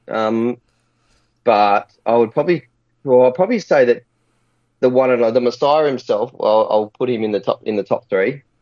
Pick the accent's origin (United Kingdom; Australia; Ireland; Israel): Australia; Adelaide, South Australia; I'm from Adelaide